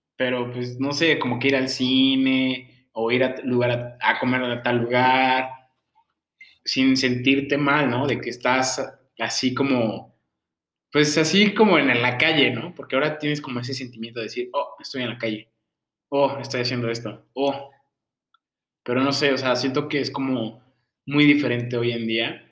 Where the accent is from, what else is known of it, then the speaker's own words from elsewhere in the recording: Mexico City, Mexico; moved away; yo vengo de la Ciudad de México